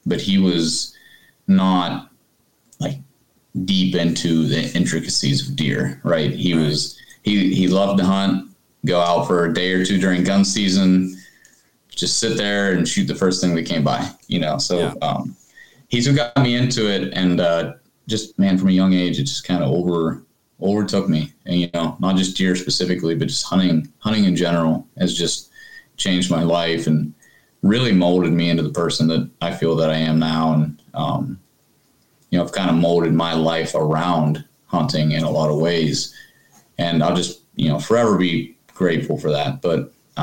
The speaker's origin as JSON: {"language": "English", "region": "West Virginia", "country": "United States", "tie": "born or raised there", "moved": "as an adult", "said": "I'm originally from West Virginia"}